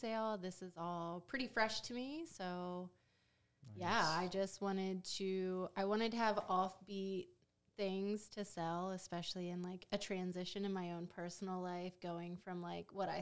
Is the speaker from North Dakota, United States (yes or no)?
no; Maryland, United States; also born or lived in Delaware; now in Philadelphia, United States; I grew up in Maryland